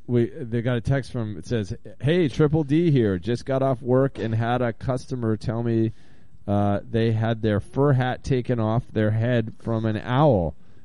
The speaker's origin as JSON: {"language": "English", "town": "Bend", "region": "Oregon", "country": "United States", "said": "from Bend, Oregon, and Deep Dish Donnie is a gentleman's gentleman."}